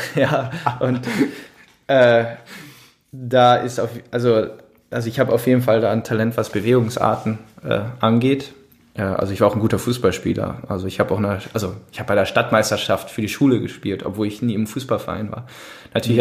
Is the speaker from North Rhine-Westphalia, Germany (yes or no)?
yes; Düsseldorf, North Rhine-Westphalia, Germany; ich dann als Düsseldorfer